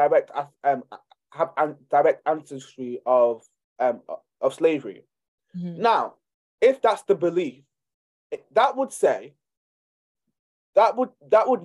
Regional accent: Nigeria; I'm from Nigeria

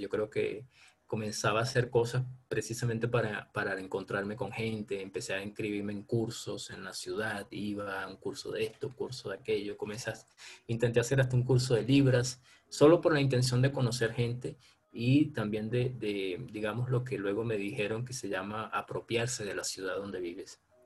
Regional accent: Venezuela; moved away as an adult; also born or lived in Caracas, Venezuela; now in Brazil; yo soy del campo, voy, me formo y vuelvo a mi campo para, para ayudar a a mi pueblo a ser mejor pueblo

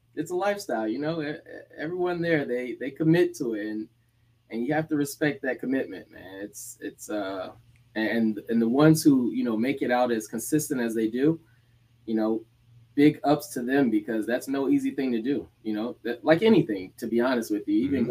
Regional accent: Decatur, Georgia, United States; moved away as an adult; also born or lived in Gainesville, Florida / Massachusetts / Rhode Island; now in South Florida, United States; I was born in Gainesville, Florida. Grew up in Atlanta, Georgia, Decatur, aka the Deck

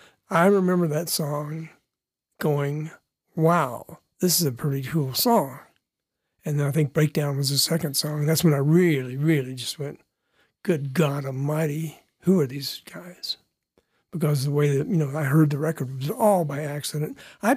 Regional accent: Florida, United States; born there; And we both were actually from Florida. I was born in Florida.

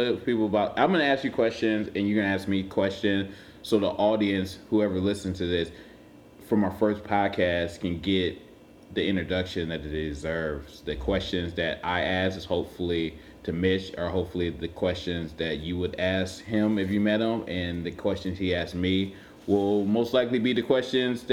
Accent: Cleveland, Ohio, United States; moved away as an adult; also born or lived in Toledo, Ohio / Columbus, Ohio / Atlanta, Georgia / Boston, Massachusetts; now in Providence, United States; I'm from Cleveland

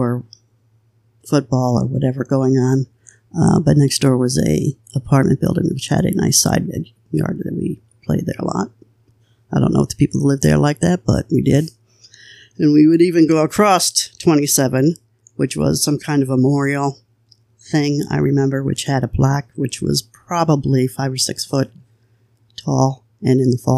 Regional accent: New Jersey, United States; now in Pennsylvania, United States; In New Jersey, I only lived on Lake Avenue. I was a year old when we moved there

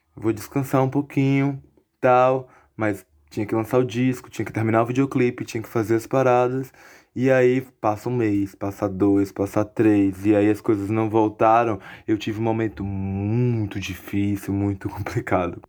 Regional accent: Alagoinhas, Bahia, Brazil; also born or lived in Salvador; eu sou de Alagoinhas, do interior da Bahia. Eu nasci em Salvador, mas sou de Alagoinhas, vivi minha vida toda aqui em Alagoinhas

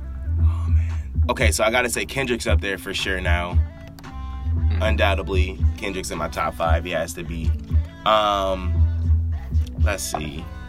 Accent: Detroit, Michigan, United States; also born or lived in Grand Rapids; I grew up in Detroit to Grand Rapids

